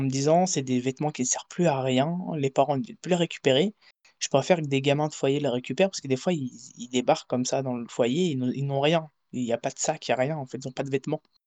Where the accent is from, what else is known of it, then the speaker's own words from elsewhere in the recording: France; moved away; also born or lived in Portugal; j'ai grandi en France, je suis parti vivre à l'étranger, au Portugal.